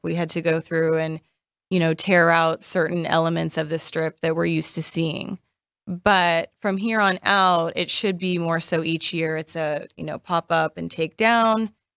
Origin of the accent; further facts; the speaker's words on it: Las Vegas, Nevada, United States; I am born and raised in Vegas